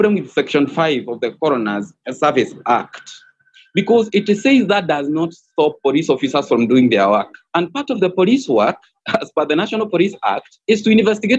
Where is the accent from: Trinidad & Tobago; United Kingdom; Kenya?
Kenya; as a Kenyan